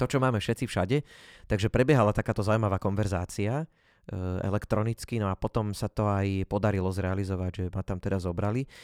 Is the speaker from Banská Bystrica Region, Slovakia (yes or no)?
yes; Jasenie, Banská Bystrica Region, Slovakia; hovorím, že z jasenia